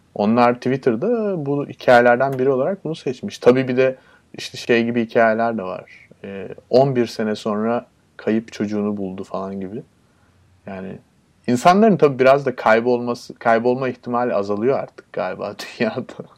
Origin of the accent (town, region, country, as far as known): Turkey